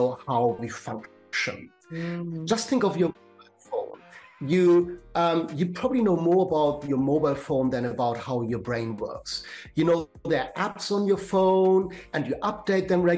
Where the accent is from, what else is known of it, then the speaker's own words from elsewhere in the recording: Germany; accent: German; English is a second language; moved away as an adult; now in London, United Kingdom; I'm German born, as you may get from my German accent, but I have been living in London for 25 years.